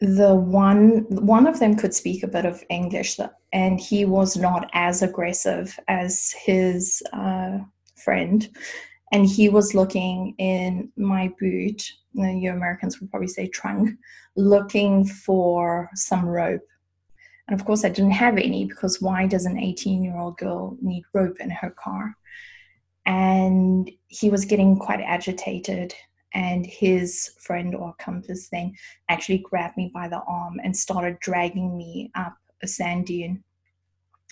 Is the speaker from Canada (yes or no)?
no; South Africa; moved away as an adult; now in Germany; I grew up in South Africa